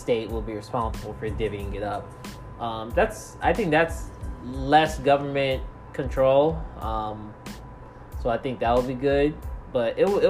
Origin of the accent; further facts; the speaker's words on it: United States; I'm black, I'm African American